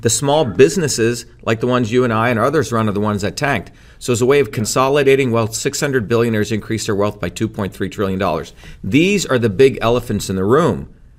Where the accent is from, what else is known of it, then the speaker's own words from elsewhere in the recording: New Jersey, United States; also born or lived in India; So when I came to the United States in nineteen seventy, I settled in New Jersey, came here when I was seven